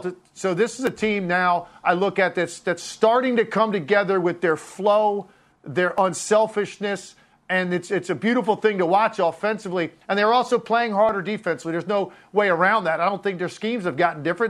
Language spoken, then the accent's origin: English; Richmond, Virginia, United States; now in South Jersey, United States; I grew up down in Richmond